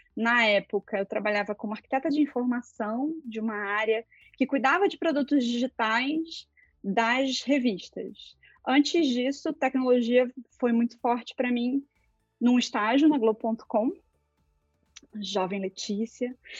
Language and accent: Portuguese; interior of Rio de Janeiro state, Brazil; moved away as an adult; Eu sou de uma cidade do interior do Rio de Janeiro, bem pequenininha